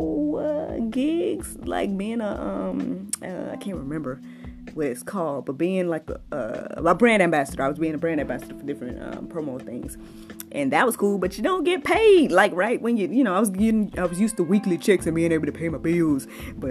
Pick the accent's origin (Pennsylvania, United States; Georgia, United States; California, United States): Georgia, United States; moved away as an adult; led me back here to Georgia, which is my home state